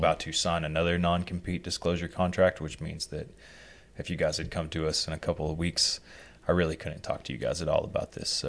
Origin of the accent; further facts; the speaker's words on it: Arkansas, United States; growing up in Arkansas, to earn a living, you have to be willing to do whatever